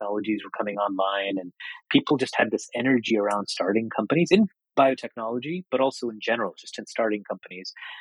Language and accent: English; New York City, New York, United States; also born or lived in Calcutta, India; when we decided to emigrate to the States, I grew up in Queens. We moved to Flushing, New York